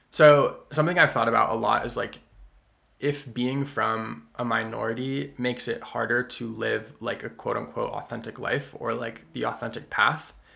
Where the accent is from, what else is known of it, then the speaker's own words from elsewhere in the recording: the Berkshires, Massachusetts, United States; growing up in the Berkshires, being 75% white, partially Asian